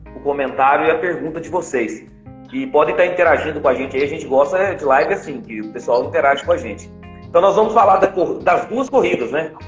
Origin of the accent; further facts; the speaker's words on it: Brazil; eu tenho orgulho de falar que sou brasileiro